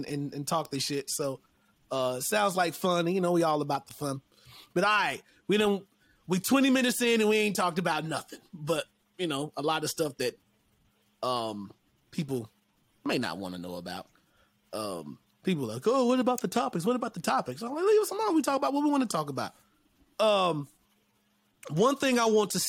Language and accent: English; North Carolina, United States; I'm from North Carolina